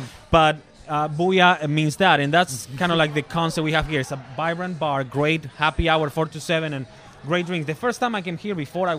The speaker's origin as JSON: {"language": "English", "country": "Argentina", "moved": "as an adult", "lives_now": "Orlando, United States", "said": "Well, I came from Argentina in 2006. So it's gonna be in October. It's gonna be 13 years."}